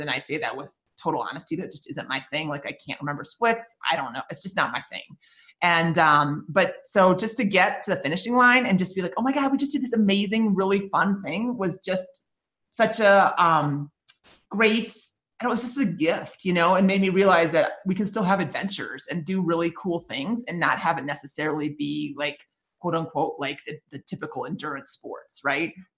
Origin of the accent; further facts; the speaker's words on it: Minnesota, United States; I grew up in Minnesota